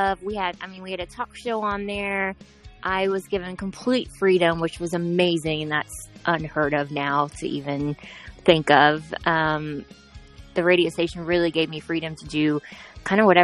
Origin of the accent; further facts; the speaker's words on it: Ohio, United States; moved away as an adult; now in Florida, United States; once I moved away from Ohio, where I'm originally from